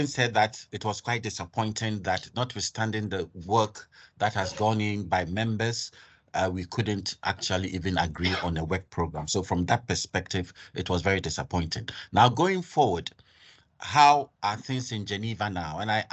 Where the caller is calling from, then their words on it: Nigeria; I'm speaking from Nigeria, so okay, great.